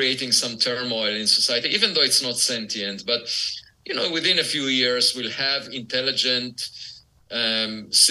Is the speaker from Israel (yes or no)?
yes; Israel; moved away; I was born in Israel, and it's obligatory to serve in the military